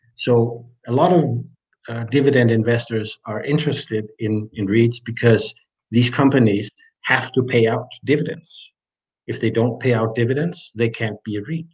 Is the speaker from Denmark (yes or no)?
yes; Denmark; I'm from Denmark.